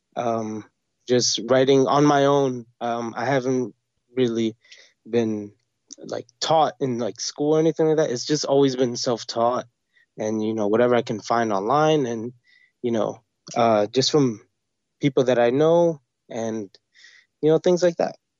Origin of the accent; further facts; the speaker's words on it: New York City, New York, United States; also born or lived in Brooklyn; born and bred, uh, I grew up in Queens